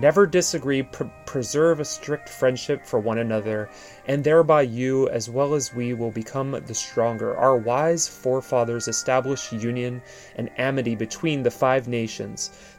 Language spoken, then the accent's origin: English; Poland; now in Portland, United States; You know, I'm Polish American. I immigrated here.